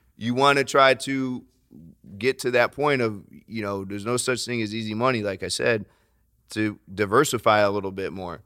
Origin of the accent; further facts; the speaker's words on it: Florida, United States; I'm from Florida, lots of hurricanes